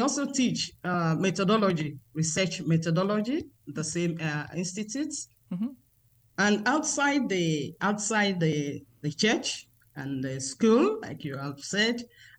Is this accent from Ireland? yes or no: no; Nigeria; I am a Nigerian, and I am a member of the Congregation of the Sisters of St. Michael the Archangel here in Nigeria